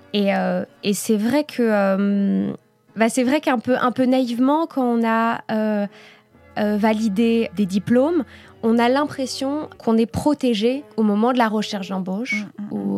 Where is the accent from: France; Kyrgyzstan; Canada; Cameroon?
France; moved away as an adult; now in Belgium; en tant que Française qui arrive en Belgique